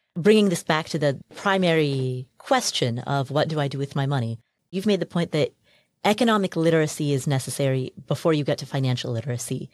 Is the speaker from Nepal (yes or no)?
yes; Nepal; moved away; I'm from Nepal